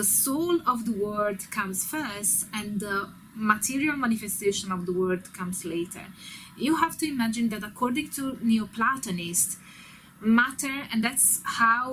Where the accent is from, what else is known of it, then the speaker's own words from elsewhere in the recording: Italy; I'm Italian.